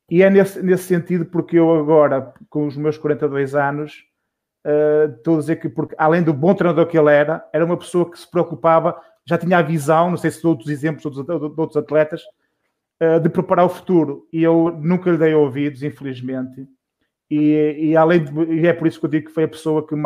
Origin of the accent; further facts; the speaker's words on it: Guimarães, Norte, Portugal; é meu vizinho de, de porta a porta em Guimarães